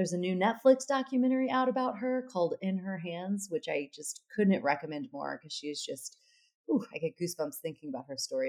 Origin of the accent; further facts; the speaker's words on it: United States; moved away as an adult; now in London, United Kingdom; being an American living in London, I've really noticed that when I moved out of America